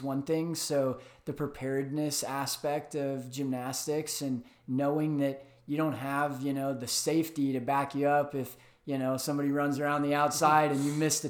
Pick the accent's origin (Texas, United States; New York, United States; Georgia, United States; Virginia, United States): Georgia, United States; Atlanta; moved away as an adult; also born or lived in St. Louis, Missouri; now in Arizona, United States; Grew up in Atlanta